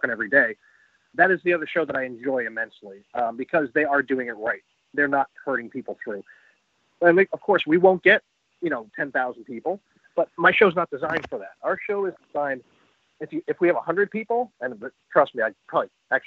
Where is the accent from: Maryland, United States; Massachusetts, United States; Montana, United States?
Massachusetts, United States; Boston; moved away; I'm from Boston originally